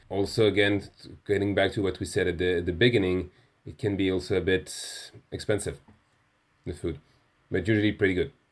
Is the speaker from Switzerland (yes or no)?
yes; Geneva, Switzerland; also born or lived in Iceland / United States; born and raised in Geneva